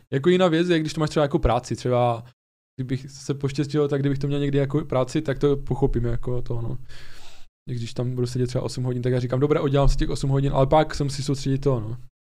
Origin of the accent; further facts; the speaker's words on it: Ostrava, Moravian-Silesian Region, Czechia; my jsme z Ostravy oba dva